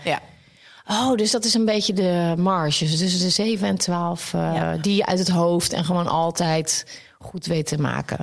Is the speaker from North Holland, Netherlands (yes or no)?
no; Wassenaar, South Holland, Netherlands; also born or lived in The Hague; daar ben ik naar de eh, Wassenaar verhuisd met hun. En eh, nog daar gewoond en ook op school gezeten